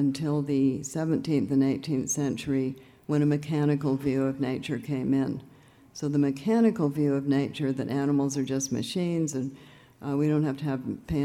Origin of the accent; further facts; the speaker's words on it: Canada; I'm from Canada